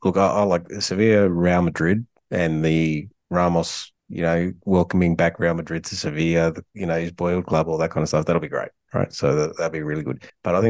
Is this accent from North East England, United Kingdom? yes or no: yes; Newcastle upon Tyne, North East England, United Kingdom; now in Australia; as a Geordie